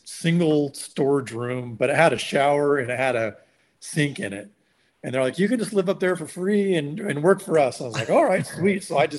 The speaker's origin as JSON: {"language": "English", "region": "Pacific Northwest", "country": "United States", "tie": "born or raised there", "lives_now": "California, United States", "said": "But, it was interesting growing up in the Northwest. And that was, you know, that was partly why I ended up moving to California later on"}